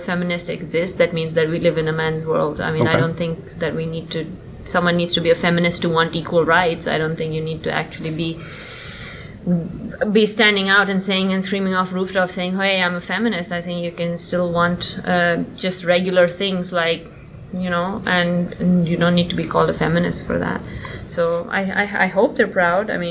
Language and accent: English; India